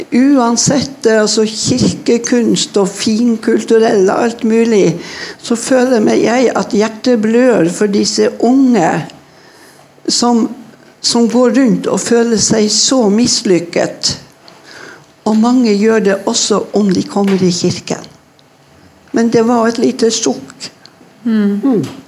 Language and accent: Norwegian; Northern Norway, Norway; Jeg vokste opp i Nord-Norge